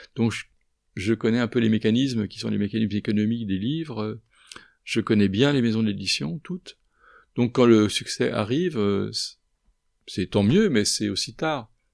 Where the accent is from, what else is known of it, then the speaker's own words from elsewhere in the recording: Paris, Île-de-France, France; je suis parisien